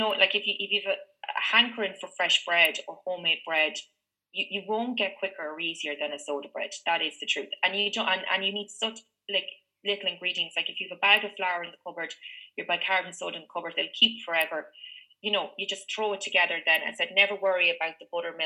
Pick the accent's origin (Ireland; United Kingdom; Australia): Ireland; Meath, Leinster; when I grew up in Meath